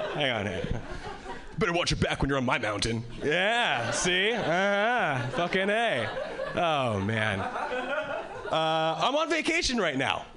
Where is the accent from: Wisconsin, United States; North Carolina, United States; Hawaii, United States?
Hawaii, United States; moved away as an adult; now in Boston, United States; originally I was born and raised in Hawaii, and uh, three years ago, three years ago I moved to Boston.